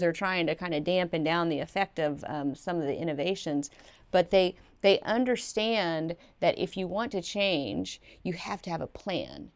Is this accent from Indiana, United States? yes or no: yes; Evansville, Indiana, United States; moved away; growing up in Evansville, Indiana